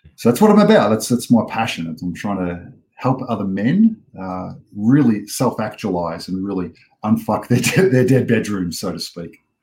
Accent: Australia; I am an Australian born and bred man

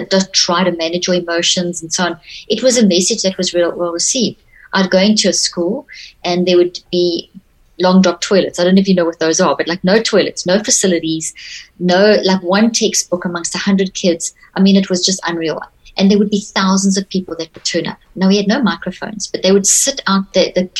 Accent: South Africa; also born or lived in Zimbabwe; I was very privileged to grow up in South Africa. I was born in Zimbabwe

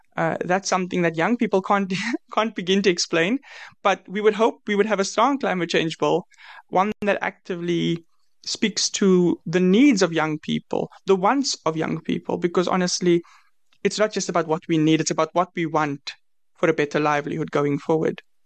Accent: South Africa; I'm from South Africa.

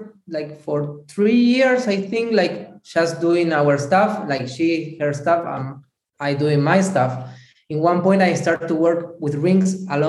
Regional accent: Buenos Aires, Argentina; English is a second language; moved away as an adult; now in Italy; I'm also from Buenos Aires, Argentina. I born there in Buenos Aires.

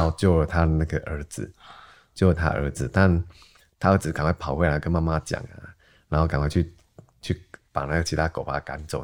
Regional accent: Gangshan, Kaohsiung, Taiwan; 我家老家在冈山，高雄冈山那边

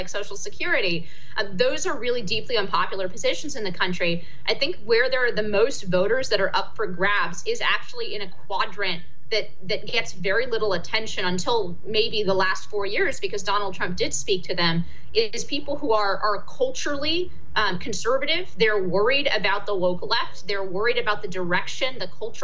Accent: California, United States; moved away; I'm originally from California

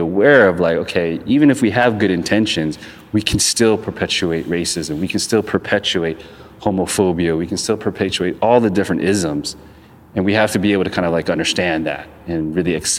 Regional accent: Long Beach, California, United States; I'm from Long Beach

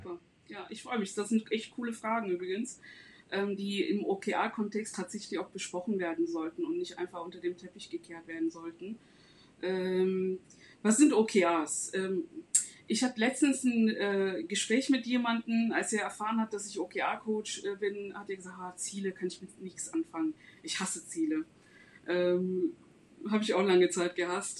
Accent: Istanbul, Turkey; moved away as an adult; now in Germany; ich komme aus Istanbul, ähm, lebe seit 15 Jahren in Deutschland.

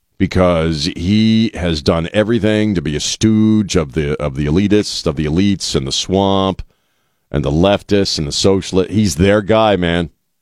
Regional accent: the East, United States; now in San Antonio, United States; we're both transplants, right? We're both from the East, and I've told you the story. The day I set foot in San Antonio

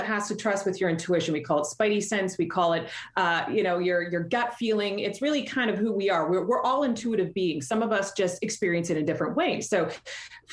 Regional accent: Canada; accent: Canadian; I'm Canadian, so you're going to hear my accent come out in a couple of ways.

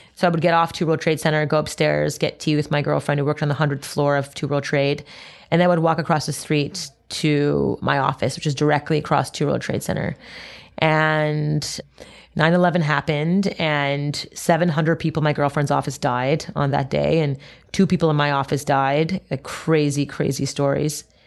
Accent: Montreal, Quebec, Canada; I grew up in Montreal, Canada

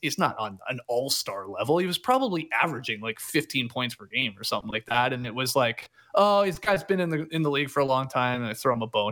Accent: Canada; now in Atlanta, United States; as a Canadian living here.

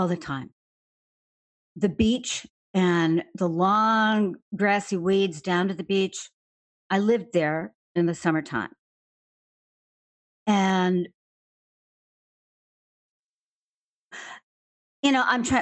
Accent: Chicago, Illinois, United States; Grew up in the south side of Chicago, in Hyde Park near the University of Chicago

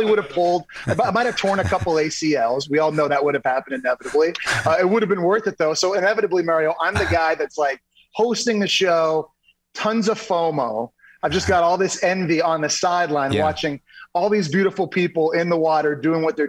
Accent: Ottawa, Ontario, Canada; I grew up in Ottawa, Canada

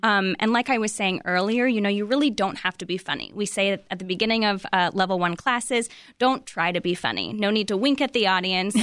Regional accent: California, United States; moved away as an adult; I moved here in, in twenty fifteen, and, um, I'm from California

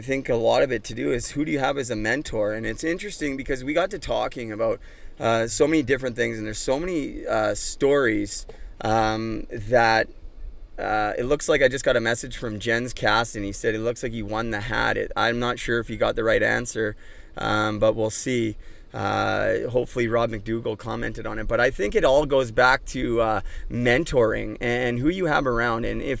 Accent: Lower Mainland, British Columbia, Canada; now in Ontario, Canada; We grew up in the Lower Mainland. We're both out in Ontario

